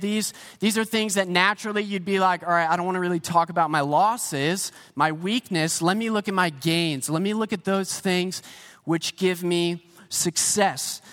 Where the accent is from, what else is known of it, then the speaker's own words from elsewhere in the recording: Pennsylvania, United States; moved away as an adult; also born or lived in Saint Petersburg, Florida; now in Canada; I grew up in Pennsylvania